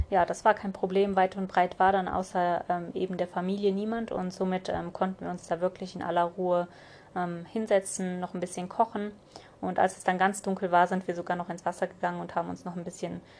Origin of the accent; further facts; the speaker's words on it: Kyrgyzstan; born there; habe ich einfach mittlerweile schon gesagt, aus Kirgistan, weil ich bin ja aus Kirgistan